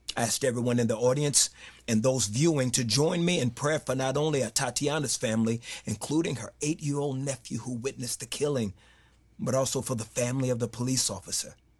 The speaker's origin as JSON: {"language": "English", "town": "Fort Worth", "region": "Texas", "country": "United States", "tie": "born or raised there", "said": "I'm born and raised in Fort Worth, Texas."}